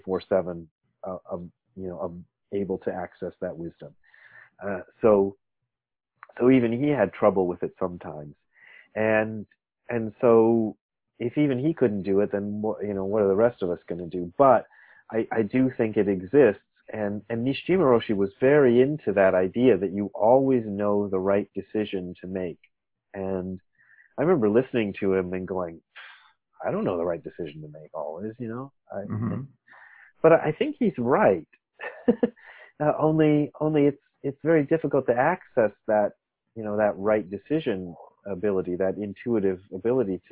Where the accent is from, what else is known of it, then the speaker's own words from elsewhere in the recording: Akron, Ohio, United States; moved away as an adult; also born or lived in Nairobi, Kenya / Japan; now in Los Angeles, United States; still the place that I've spent most of the time is in and around Akron, Ohio